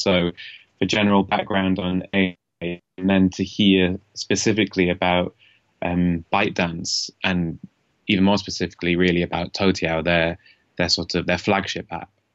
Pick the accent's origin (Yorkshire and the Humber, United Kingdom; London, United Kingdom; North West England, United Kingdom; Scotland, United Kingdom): Yorkshire and the Humber, United Kingdom; Leeds; now in China; I'm from the north of England, a city called Leeds